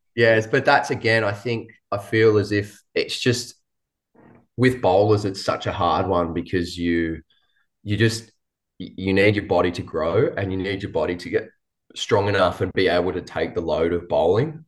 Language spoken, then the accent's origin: English; New South Wales, Australia; moved away; I grew up in New South Wales